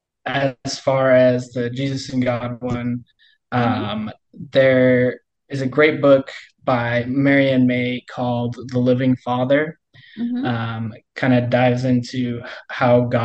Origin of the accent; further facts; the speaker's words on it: Colorado, United States; moved away as an adult; now in Kansas, United States; I'm from Colorado